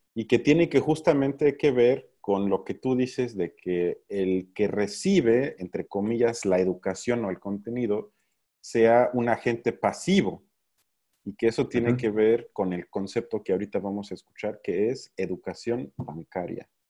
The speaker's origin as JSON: {"language": "Spanish", "country": "Mexico", "said": "somos un país de mierda"}